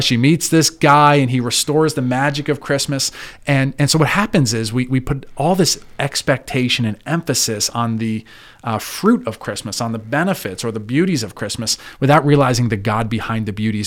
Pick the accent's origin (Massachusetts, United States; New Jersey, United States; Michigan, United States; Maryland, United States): New Jersey, United States; New York City area; moved away as an adult; now in Clearfield, United States; born and raised in the North Jersey, New York City area